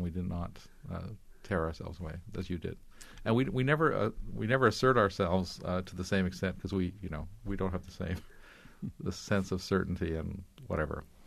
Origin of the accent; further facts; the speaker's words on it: Canada; also born or lived in Hungary; I'm an immigrant to Canada myself. I was four years old when we landed here. From, as a, I was a refugee from Hungary, fleeing the Russians.